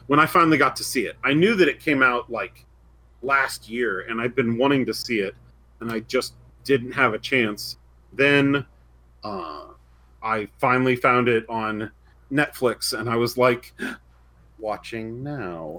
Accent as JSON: {"language": "English", "region": "Indiana", "country": "United States", "said": "I'm from Indiana"}